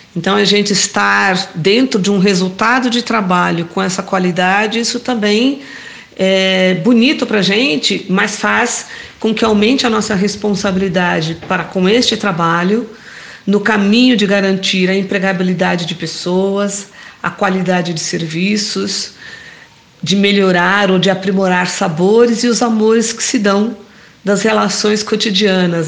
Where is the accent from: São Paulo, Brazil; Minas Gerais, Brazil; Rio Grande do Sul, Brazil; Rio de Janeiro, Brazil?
São Paulo, Brazil; sou de São Miguel Paulista, professora e assistente social aposentada